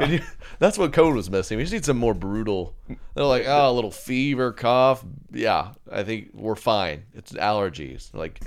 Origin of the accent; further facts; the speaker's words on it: Oklahoma, United States; there's one of those right around where I grew up outside of Oklahoma City.